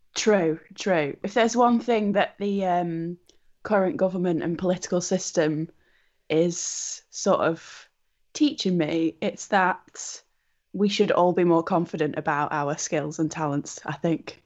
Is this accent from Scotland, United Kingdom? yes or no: no; Wigan, North West England, United Kingdom; my hometown of Wigan